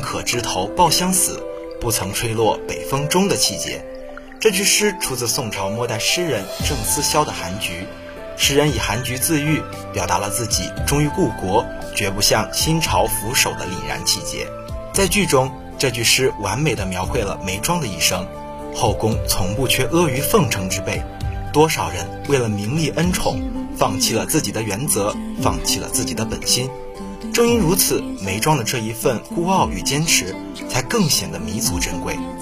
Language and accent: Chinese; northern China, China; moved away; 作为一个北方人